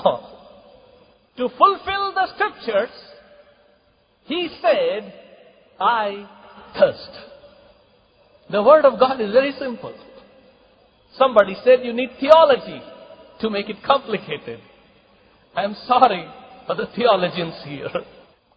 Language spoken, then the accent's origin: English; Kalaburagi, Karnataka, India; in my home church, in my hometown, Gulbarga